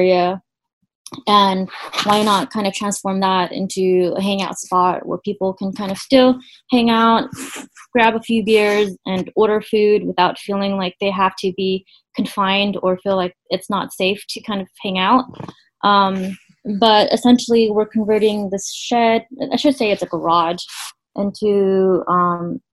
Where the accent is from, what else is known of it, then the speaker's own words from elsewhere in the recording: Stockton, California, United States; we grew up in Stockton where it looked extremely hot during summer.